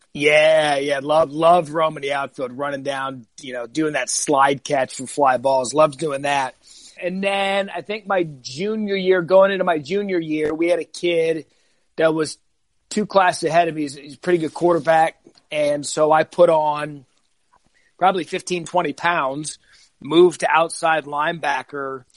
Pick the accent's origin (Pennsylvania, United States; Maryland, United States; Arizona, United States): Arizona, United States; moved away as an adult; also born or lived in California; I was from Arizona